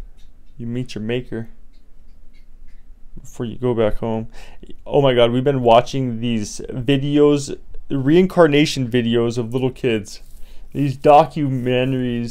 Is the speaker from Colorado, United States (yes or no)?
yes; Colorado, United States; now in Las Vegas, United States; I come from Hippieville, USA, Colorado